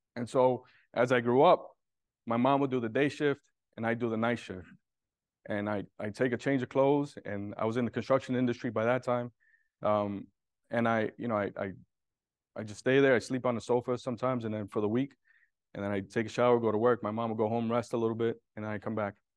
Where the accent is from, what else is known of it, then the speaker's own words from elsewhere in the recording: New York City, New York, United States; I was born and raised in Brooklyn, in a low income area, and I was, I was raised in Williamsburg